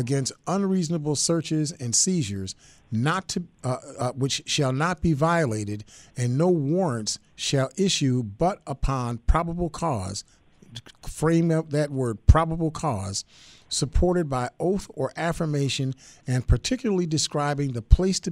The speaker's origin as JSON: {"language": "English", "town": "Buffalo", "region": "New York", "country": "United States", "tie": "born or raised there", "said": "I grew up in the Perry Projects"}